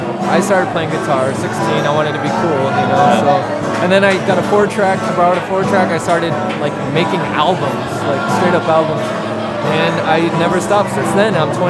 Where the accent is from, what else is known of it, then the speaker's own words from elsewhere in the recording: Western Massachusetts, United States; moved away as an adult; now in Providence, United States; I'm from Western Mass. You're from Boston, I'm from Western Mass. I've lived here for like a year and a half.